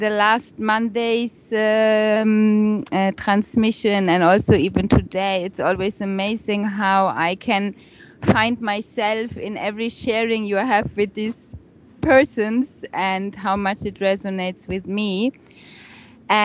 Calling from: Balearic Islands, Spain; Right here now, I'm sitting on the beautiful island of Ibiza in Spain.

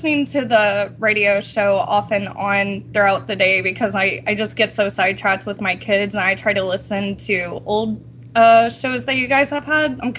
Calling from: Texas, United States

